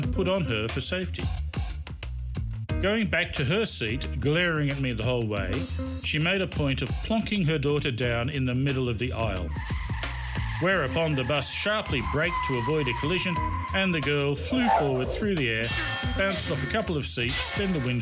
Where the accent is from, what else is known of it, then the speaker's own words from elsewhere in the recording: Australia; now in China; As an Australian, I'd been automatically granted a 90-day stay in Hong Kong